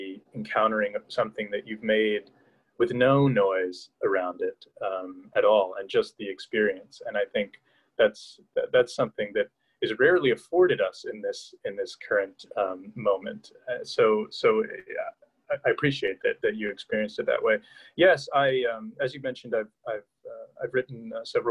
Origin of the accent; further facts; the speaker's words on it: Hudson Valley, New York, United States; I grew up in the Hudson Valley of New York State.